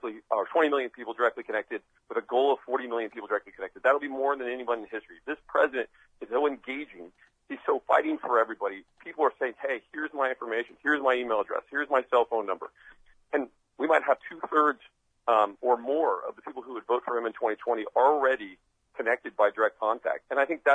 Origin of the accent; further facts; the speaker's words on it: Midwest, United States; I grew up in the Midwest